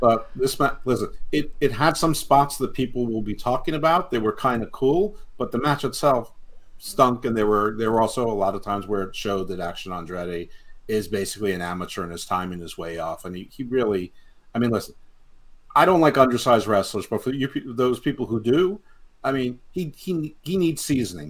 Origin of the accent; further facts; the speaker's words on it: New York, United States; accent: New York; moved away as an adult; now in Baltimore, United States; I was only in New York for 17 years